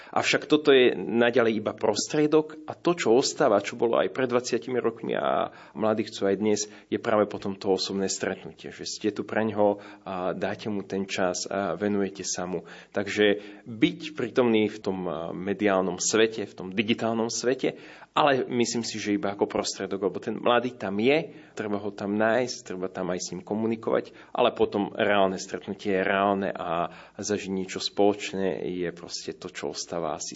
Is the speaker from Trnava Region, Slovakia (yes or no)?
no; Dubnica nad Váhom, Trenčín Region, Slovakia; now in Bratislava, Slovakia; Tak ja som z Považia, z Dubnice nad Váhom, kde boli Salesiani. Chodil som do Salesianskej farnosti. Vlastne som vyrastal stále u Salesianov.